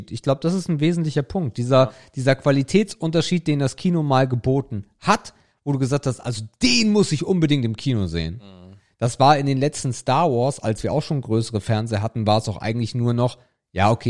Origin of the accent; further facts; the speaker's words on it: Northern Germany, Germany; Für mich als Norddeutscher